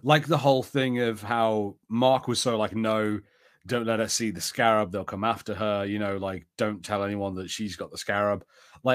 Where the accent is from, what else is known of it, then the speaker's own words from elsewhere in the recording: United Kingdom; the only way we manage things in the UK is alcohol. It's the thing. We are like super super buttoned up